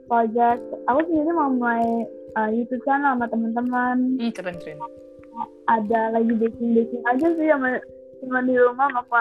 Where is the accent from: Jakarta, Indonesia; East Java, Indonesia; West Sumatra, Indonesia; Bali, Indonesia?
West Sumatra, Indonesia; Padang; karena karena kan kita dari Padang tapi Padang juga kita dari Cina langsung kan jadi pas pertama datang kita harus ganti nama